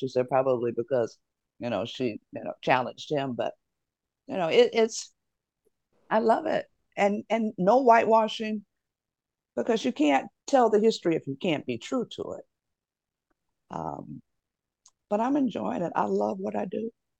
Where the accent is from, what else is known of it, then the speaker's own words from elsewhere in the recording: Detroit, Michigan, United States; Most of them are set in my hometown of Detroit.